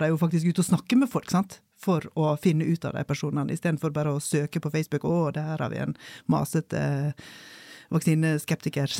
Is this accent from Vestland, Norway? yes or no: yes; Solheimsdalen, Vestland, Norway; hjemme i Solheimsdalen